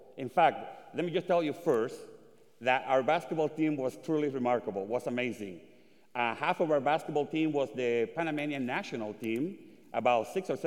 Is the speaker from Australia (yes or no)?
no; Dominican Republic; moved away; also born or lived in Puerto Rico; I was born in the Dominican Republic during the USA invasion of 1965.